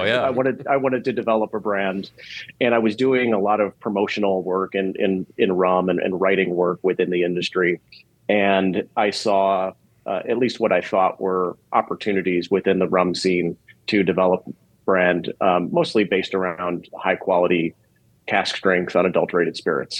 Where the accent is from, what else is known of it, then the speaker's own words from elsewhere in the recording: Chicago, Illinois, United States; I grew up in Chicago, which is one of the best cities in the world.